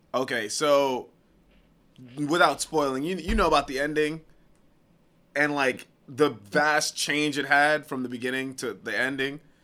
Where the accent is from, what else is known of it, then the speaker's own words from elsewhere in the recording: New York, United States; I'm from New York